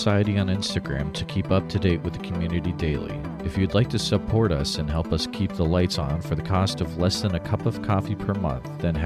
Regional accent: Western Massachusetts, United States; I grew up in Western Mass.

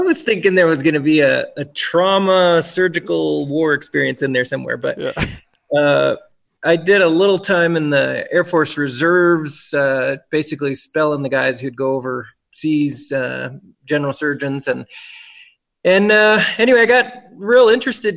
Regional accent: Brookfield, Wisconsin, United States; also born or lived in Memphis, Tennessee / Birmingham, Alabama; now in Reno, United States; we wound up in Brookfield, Wisconsin

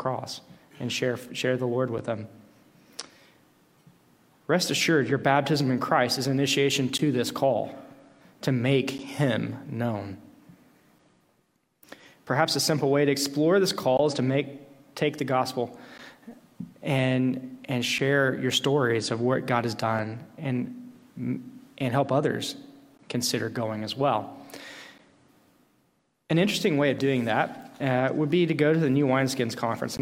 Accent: Tennessee, United States; going back to my hometown in Tennessee

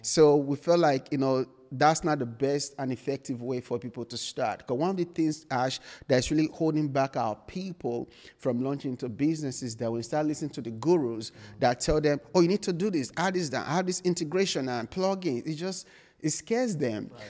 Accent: Nigeria; moved away as an adult; now in United States; I was born and raised in Nigeria

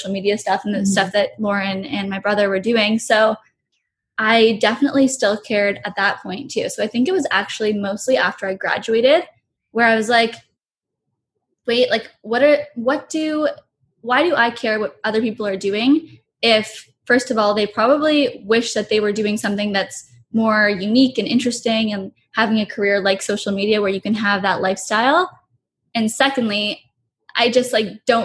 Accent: Oakville, Ontario, Canada; we grew up in Oakville, which is, it's not even like a small town really, but everyone knows each other

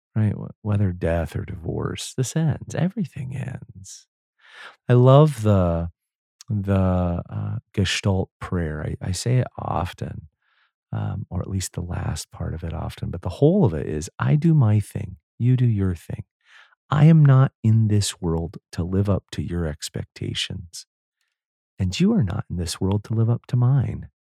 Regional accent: United States; I was from the United States

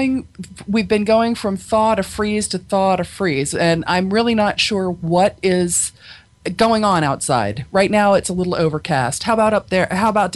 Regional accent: Pennsylvania, United States; I'm from Pennsylvania, so we pronounce it Long Island.

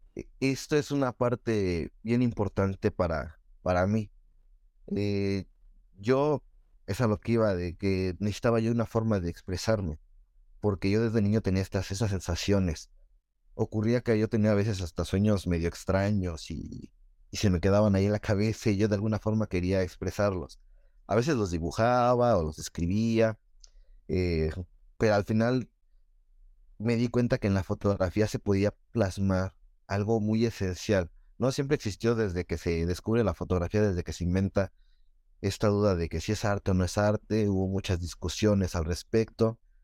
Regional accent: Nezahualcóyotl, State of Mexico, Mexico; crecí en Ciudad Neza

